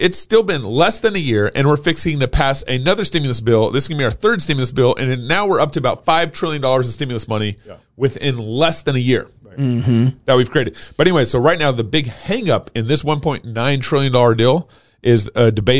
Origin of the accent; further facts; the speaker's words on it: Texas, United States; I'm from Texas.